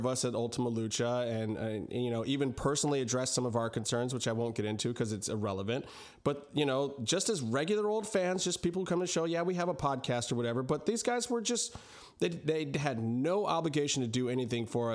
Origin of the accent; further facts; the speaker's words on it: Cleveland, Ohio, United States; I was born in Cleveland